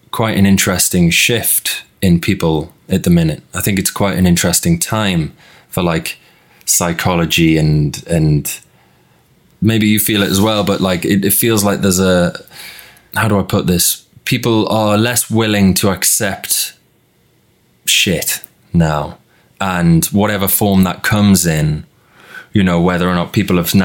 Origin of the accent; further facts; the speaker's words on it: Newcastle upon Tyne, North East England, United Kingdom; growing up in Newcastle